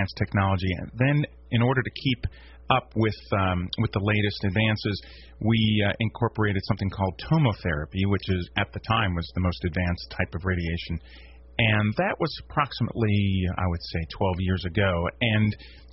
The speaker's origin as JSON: {"language": "English", "town": "Washington", "region": "District of Columbia", "country": "United States", "also_born_or_lived": "Maryland", "moved": "as an adult", "lives_now": "Shreveport, United States", "said": "I'm primarily from the East Coast."}